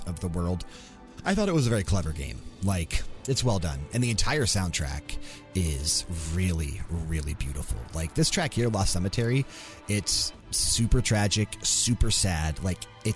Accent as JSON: {"language": "English", "region": "East Coast / Ohio", "country": "United States", "tie": "born or raised there", "moved": "as an adult", "said": "being born and raised on the East Coast and living so many of my early years in Ohio before moving out west"}